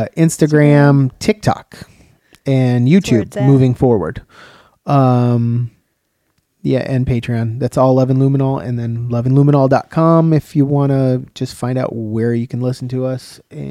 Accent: Chicago, Illinois, United States; also born or lived in Tennessee; Yeah. That's where I grew up, so.

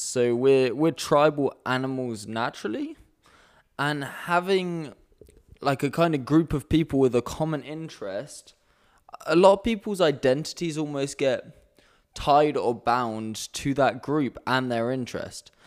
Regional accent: United Kingdom; now in Amsterdam, Netherlands; I'm, I'm British as well.

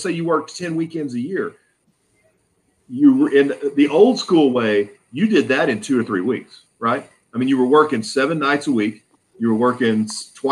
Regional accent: Arkansas, United States; I grew up in Arkansas

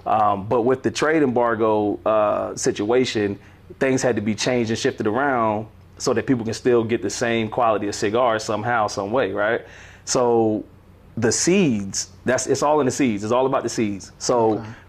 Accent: Atlanta, Georgia, United States; also born or lived in Virginia; Well, you know, I'm from Virginia, born in Virginia. Been in Atlanta ever since I was 6 years old.

